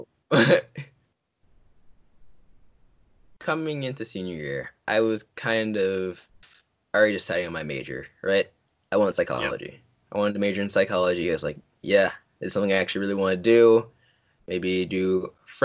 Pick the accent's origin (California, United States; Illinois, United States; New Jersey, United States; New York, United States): New Jersey, United States; my home state, New Jersey.